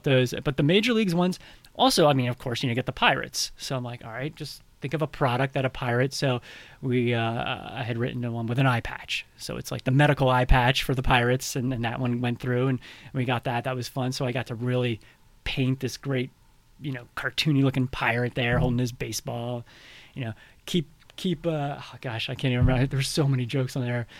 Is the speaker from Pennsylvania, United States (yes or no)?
yes; Pennsylvania, United States; moved away as an adult; now in New York City, United States; my hometown is, I'm from Pennsylvania originally